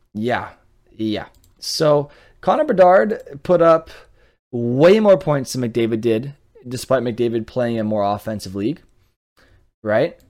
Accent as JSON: {"language": "English", "town": "Montreal", "region": "Quebec", "country": "Canada", "said": "I speak French and I'm from Montreal, but I'm more of an Anglophone, right? Like, I, I speak English at home"}